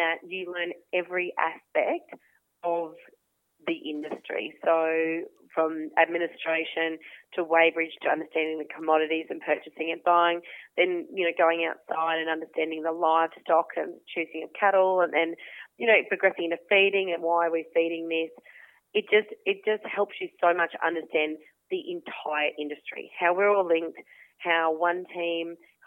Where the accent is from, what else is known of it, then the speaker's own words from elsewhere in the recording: Toowoomba, Queensland, Australia; So I grew up outside of Toowoomba, half an hour outside of Toowoomba, fifth generation on a small grazing property out there with mum and dad